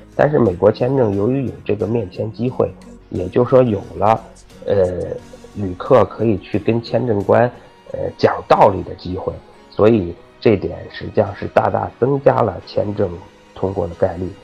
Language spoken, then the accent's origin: Chinese; China; 因为咱们都是中国人嘛